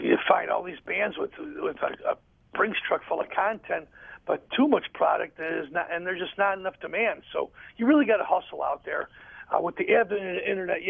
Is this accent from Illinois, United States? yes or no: yes; Chicago, Illinois, United States; Being here in Chicago, it's even though it's my hometown